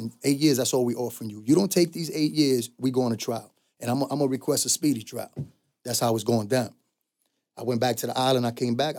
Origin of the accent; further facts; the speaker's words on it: New York City, New York, United States; I was from the Bronx